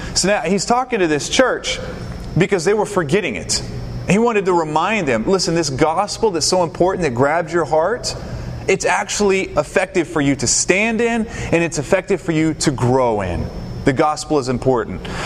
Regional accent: the South, United States; also born or lived in Tampa, Florida; now in Knoxville, United States; I grew up in the South, the Bible Belt

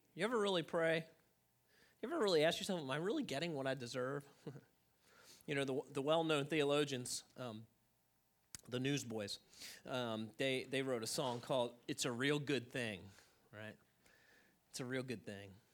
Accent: United States; as an American

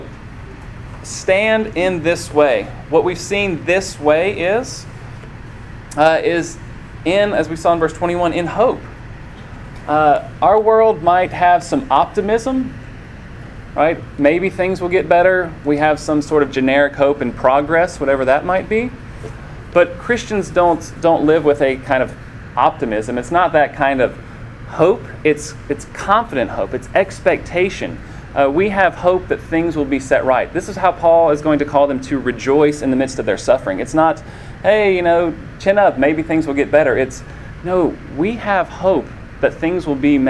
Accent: Columbia, Tennessee, United States; I grew up in Columbia, Tennessee

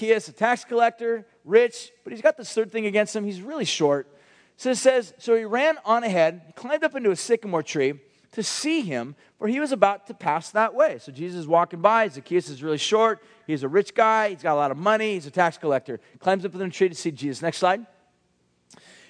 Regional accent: Huntington Beach, California, United States; I grew up in Huntington Beach and went to a school called Ocean View High School.

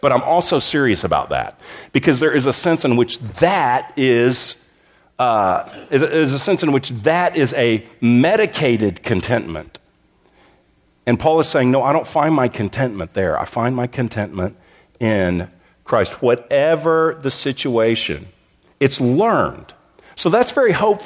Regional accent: Texas, United States; moved away as an adult; also born or lived in Southern California; My wife and I, we grew up in Texas, but we spent almost two decades in Southern California

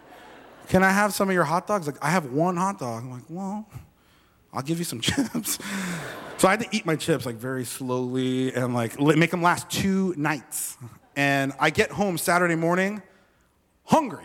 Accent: Miami, Florida, United States; moved away; also born or lived in Las Vegas / New York; I grew up in Miami

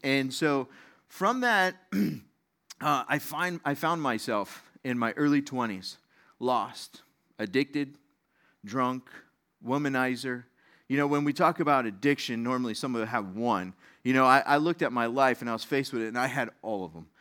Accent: Las Vegas, Nevada, United States; moved away; I grew up in Las Vegas

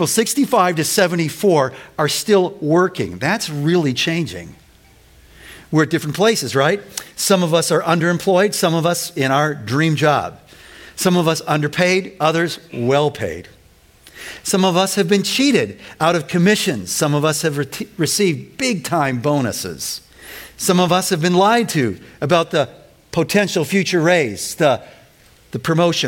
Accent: Winnetka, Illinois, United States; Winnetka Bible Church where I grew up

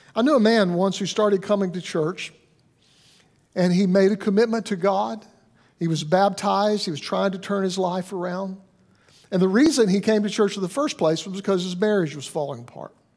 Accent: Alabama, United States; I'm from Alabama

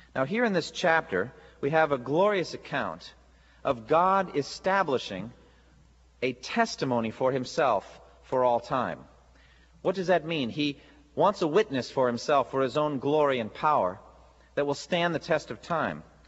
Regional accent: United States; as American Christians

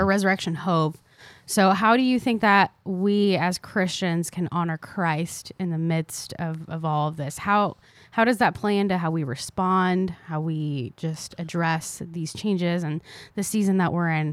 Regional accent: Tampa, Florida, United States; also born or lived in Argentina; I moved to South Florida when I was four, and then Tampa when I was five

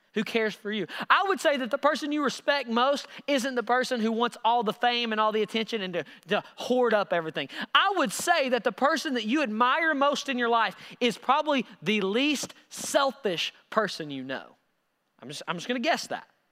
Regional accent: Knoxville, Tennessee, United States; I'm from Knox

